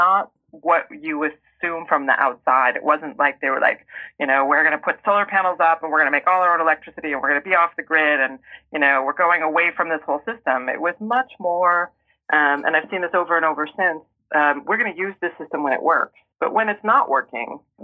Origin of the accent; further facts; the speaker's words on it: rural Oregon, United States; I grew up in rural Oregon